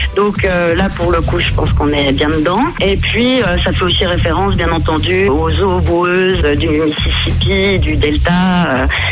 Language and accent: French; Jura, Bourgogne-Franche-Comté, France; On est originaire euh, du Jura, des cascades des Hérisson